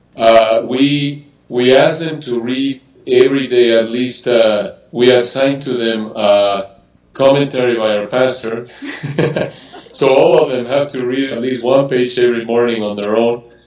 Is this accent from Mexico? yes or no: yes; Mexico City, Mexico; I was born and raised in Mexico City